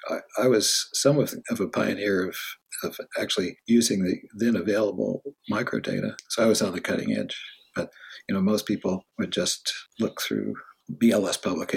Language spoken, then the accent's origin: English; Los Angeles, California, United States; now in Stanford, United States; Then my father moved to UCLA, and when I was eight, so I spent the second half in West LA.